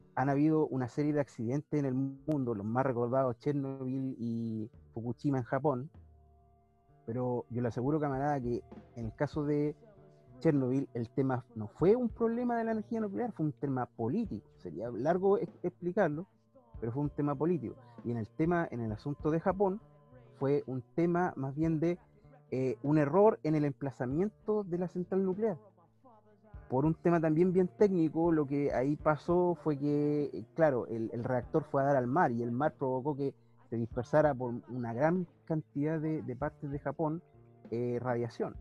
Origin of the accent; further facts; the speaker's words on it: Temuco, Araucanía, Chile; soy de Temuco